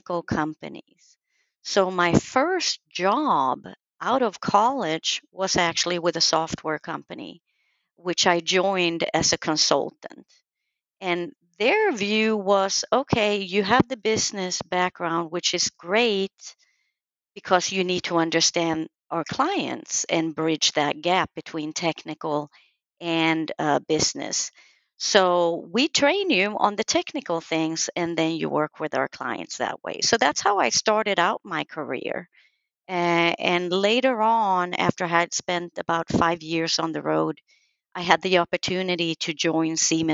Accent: Sweden; I was born and raised in Sweden

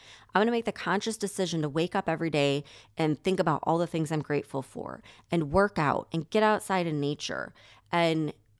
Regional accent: Chicago, Illinois, United States; So I grew up right outside of Chicago, and I never liked the energy there, ever.

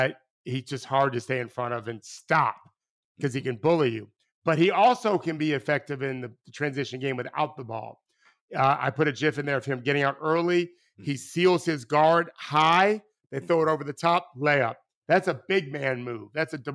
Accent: Brooklyn, New York, United States; accent: Brooklyn; My little Brooklyn accent, forget about it.

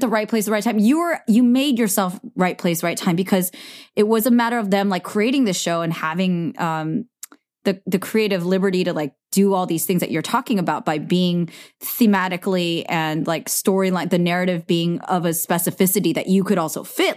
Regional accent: the Bay Area, California, United States; we're from the Bay, too

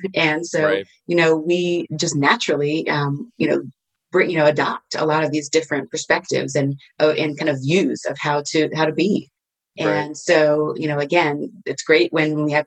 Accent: Virginia, United States; moved away; also born or lived in Texas / California; Originally Virginia, and then moved to Texas, believe it or not, and lived there for several years, and then moved back to Virginia

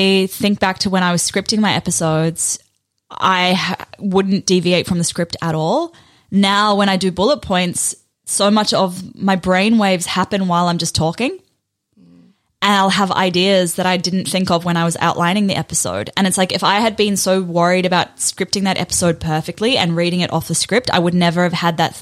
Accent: New Zealand; also born or lived in South Africa; when I was 8, we moved from South Africa to New Zealand. So I went from having like a close group of friends who I'd literally grown up with to being the kid who spoke funny in a new school

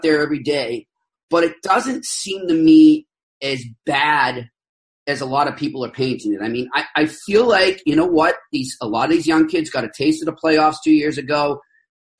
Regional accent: Boston, Massachusetts, United States; I'm 43. I grew up in Boston

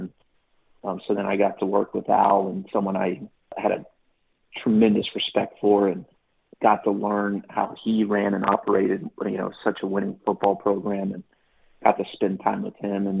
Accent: Houston, Texas, United States; growing up in Houston

